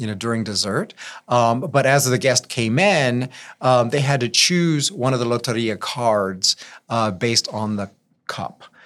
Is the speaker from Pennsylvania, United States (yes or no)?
no; Lafayette, Louisiana, United States; I'm, uh, born and raised in Lafayette.